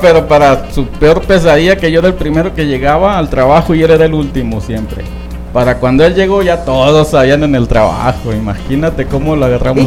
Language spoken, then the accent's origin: Spanish; Sonora, Mexico; also born or lived in Nogales, Sonora; allá en mi pueblo, por cierto, un saludo a Citagua y Sonora